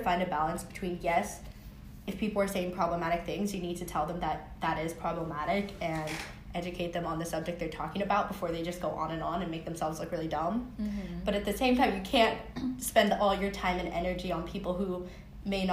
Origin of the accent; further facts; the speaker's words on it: Seattle, Washington, United States; moved away as an adult; now in California, United States; I'm from Seattle, Washington